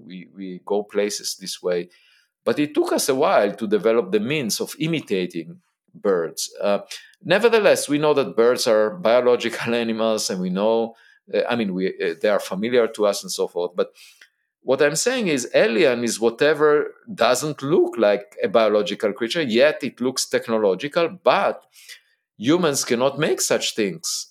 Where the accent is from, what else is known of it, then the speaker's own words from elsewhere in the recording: Israel; I was born in Israel